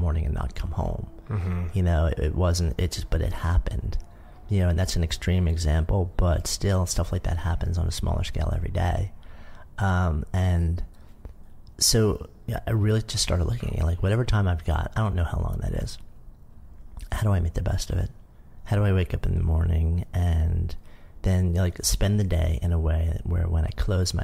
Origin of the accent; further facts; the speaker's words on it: New York, United States; I was a longtime New Yorker. I grew up just outside of New York. I've been in the city since '89.